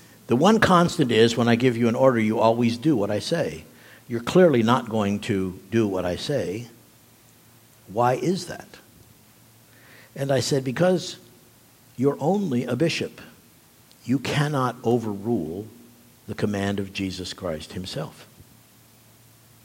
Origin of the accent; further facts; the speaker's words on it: Nuremberg, Bavaria, Germany; moved away; growing up in Germany, living in Nuremberg, where the Nuremberg trials had taken place